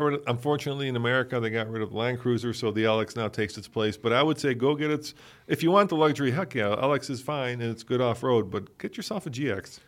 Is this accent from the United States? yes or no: no; Czechia; moved away; I'm Czech, and it, it, I was born in the Czech Republic